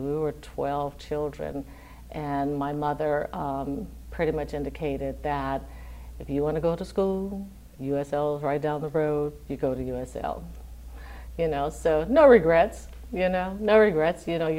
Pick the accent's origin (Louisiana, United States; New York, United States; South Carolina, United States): Louisiana, United States; Lafayette; I'm originally from Lafayette, Louisiana, and grew up here in Lafayette, so I've been here all my life.